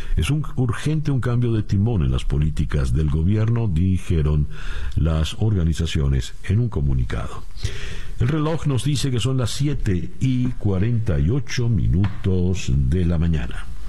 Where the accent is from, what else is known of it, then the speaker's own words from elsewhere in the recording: Venezuela; moved away; Como venezolano